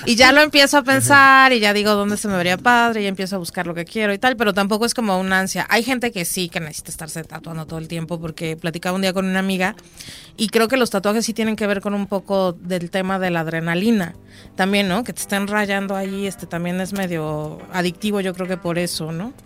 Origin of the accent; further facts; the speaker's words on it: Mexico City, Mexico; moved away; Yo soy de Ciudad de México. Soy de Ciudad de México. Yo ya tengo muchos años viviendo acá